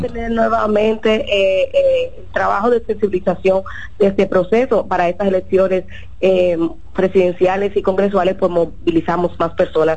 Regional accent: Dominican Republic; como dominicanos

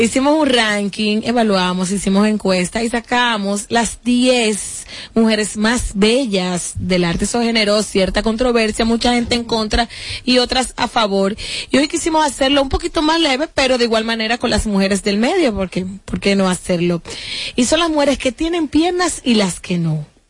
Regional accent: Dominican Republic; aquí somos dominicanos

